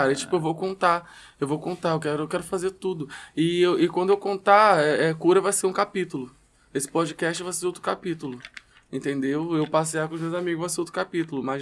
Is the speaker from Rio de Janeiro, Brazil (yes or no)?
yes; Gardenia Azul, Rio de Janeiro, Brazil; Que eu sou de Gardenia Azul representando.